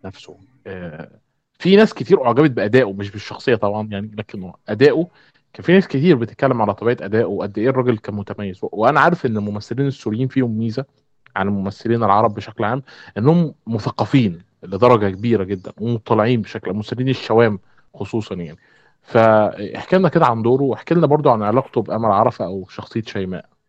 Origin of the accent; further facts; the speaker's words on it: Egypt; عندنا في مصر